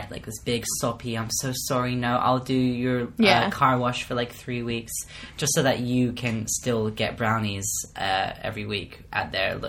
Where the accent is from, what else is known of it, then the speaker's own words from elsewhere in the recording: Kent, South East England, United Kingdom; I'm from Kent.